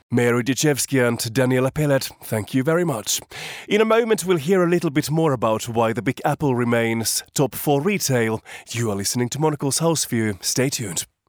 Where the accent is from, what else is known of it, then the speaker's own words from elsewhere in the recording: Finland; moved away; my home country of Finland